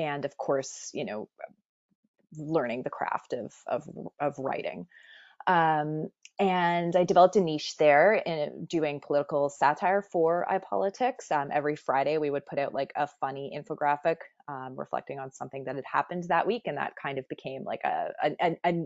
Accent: Barrie, Ontario, Canada; also born or lived in Montreal; I grew up in Barrie, Ontario

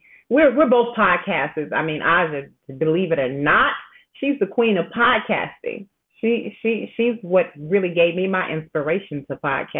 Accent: suburb of Chicago, Illinois, United States; I say I'm from Chicago because that's just, you know, what you do. I'm actually from a suburb in Chicago, but still the same because I've lived in the city, you know, for some time at different points in my life.

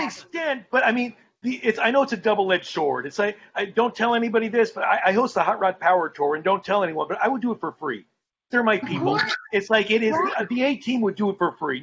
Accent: Colorado Springs, Colorado, United States; I'm from Colorado. I grew up in Colorado Springs

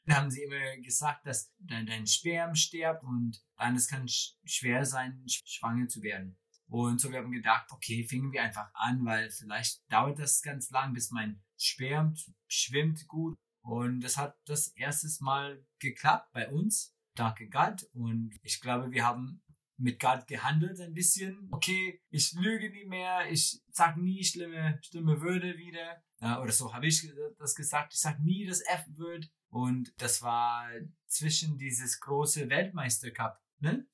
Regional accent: Wisconsin, United States; German is a second language; moved away; ich komme aus Wisconsin

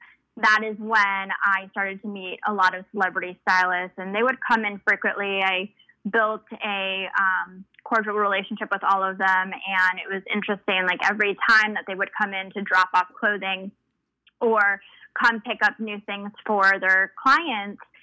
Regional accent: Lake Forest, Illinois, United States; first language Spanish; English is a second language; also born or lived in Los Angeles; now in Chicago, United States; I grew up in Lake Forest, Illinois

